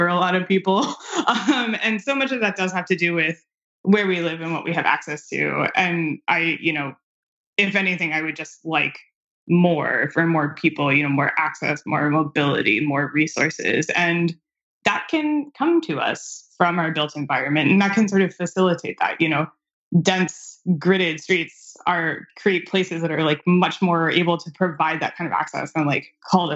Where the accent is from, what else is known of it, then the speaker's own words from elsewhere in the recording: Anne Arundel County, Maryland, United States; also born or lived in Cleveland / Washington DC; now in Washington, D.C., United States; Anne Arundel County, which is where I grew up in Maryland.